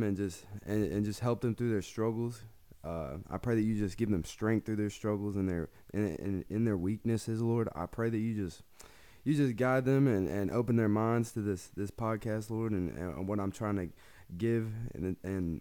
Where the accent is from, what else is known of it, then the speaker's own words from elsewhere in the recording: Georgia, United States; I grew up in Georgia